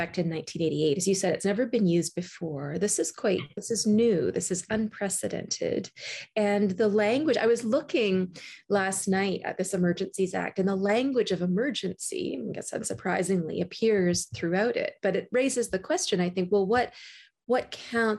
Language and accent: English; Canada; As a Canadian